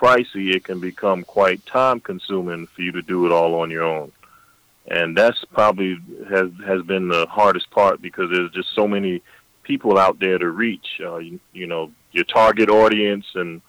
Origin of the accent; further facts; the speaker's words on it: Augusta, Georgia, United States; I have a similar situation in Augusta. I'm from Augusta, Georgia. James Brown and the Masters golf tournament.